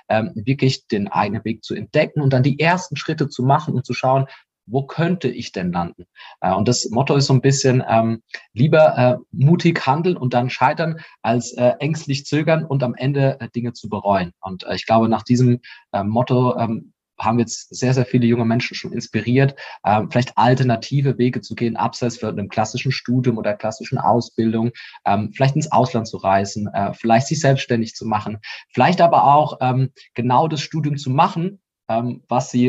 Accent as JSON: {"language": "German", "region": "Rhineland-Palatinate", "country": "Germany", "said": "ich komme ursprünglich aus der Pfalz und falls ihr dann da mal in der Nähe sein solltet oder in Karlsruhe, kommt gerne mal in unser Mutmacherbüro vorbei."}